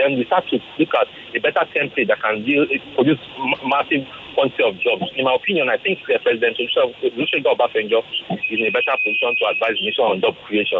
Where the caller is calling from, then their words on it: Oshodi, Lagos, Nigeria; I'm from Oshodi.